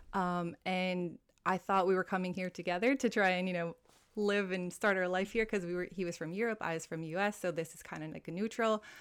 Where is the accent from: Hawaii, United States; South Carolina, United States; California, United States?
Hawaii, United States; moved away as an adult; also born or lived in Italy; now in Dubai, United Arab Emirates; I'm originally from Hawaii, a fellow American here. I've been in Dubai for about seven years now